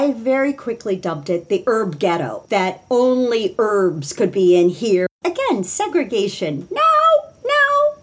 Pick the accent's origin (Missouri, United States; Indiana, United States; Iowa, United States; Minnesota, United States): Indiana, United States; now in Washington, DC, United States; I grew up in Indiana.